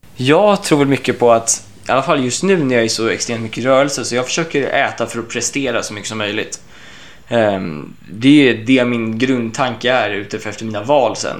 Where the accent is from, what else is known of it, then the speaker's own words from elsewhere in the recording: Sweden; hemma i Sverige